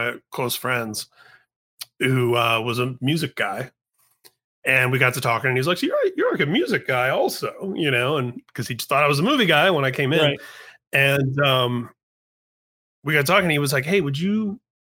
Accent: Indiana, United States; I'm from Indiana

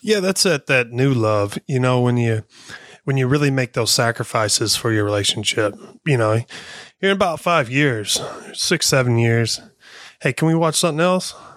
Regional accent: Missouri, United States; I'm from Missouri

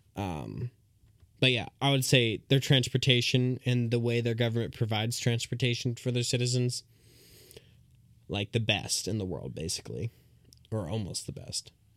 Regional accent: United States; I'm an American

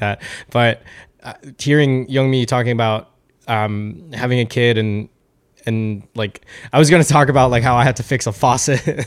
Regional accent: New York, United States; I'm from New York

